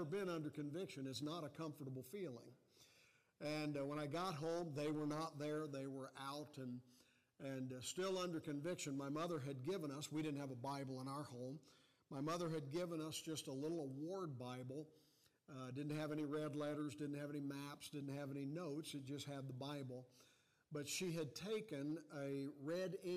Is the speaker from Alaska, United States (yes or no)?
no; Cincinnati, Ohio, United States; I was born in Cincinnati, Ohio